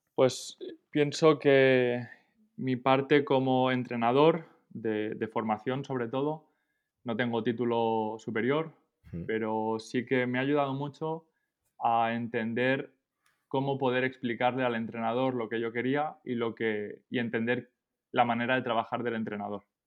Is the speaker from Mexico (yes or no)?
no; Esparreguera, Catalonia, Spain; moved away as an adult; also born or lived in Minnesota, United States / Bonn, Germany; now in Paris, France; yo soy de, un pueblo de Barcelona, se llama Esparraguera